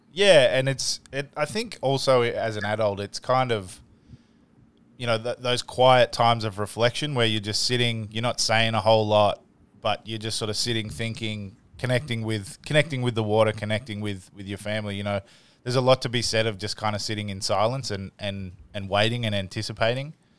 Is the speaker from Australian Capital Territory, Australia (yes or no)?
yes; Canberra, Australian Capital Territory, Australia; I grew up here in Australia i, in a, in a place called Canberra